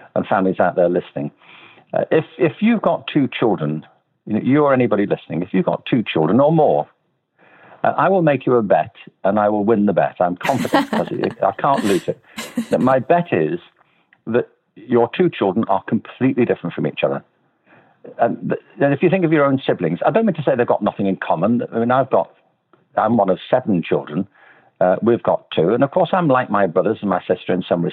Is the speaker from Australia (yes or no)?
no; Liverpool, North West England, United Kingdom; I'm from Liverpool